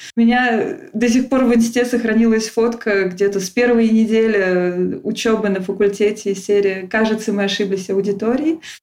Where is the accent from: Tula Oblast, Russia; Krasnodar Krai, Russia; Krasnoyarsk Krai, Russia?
Tula Oblast, Russia; Tula; moved away as an adult; also born or lived in Moscow, Russia; now in France; Я из Тулы, я училась 4 года в Москве, и, собственно, из-за Москвы я переехала во Францию